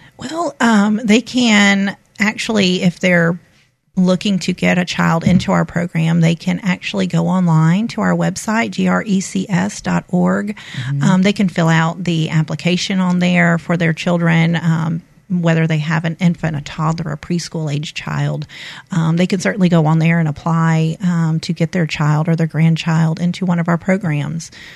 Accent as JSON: {"language": "English", "town": "Panama City", "region": "Florida", "country": "United States", "tie": "born or raised there", "moved": "as an adult", "lives_now": "Mobile, United States", "said": "I grew up actually in Florida. Um, I attended Rutherford High School in Panama City, Florida"}